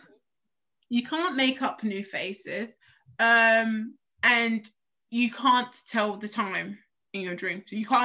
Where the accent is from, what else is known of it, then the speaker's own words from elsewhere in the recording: London, United Kingdom; I'm from South East.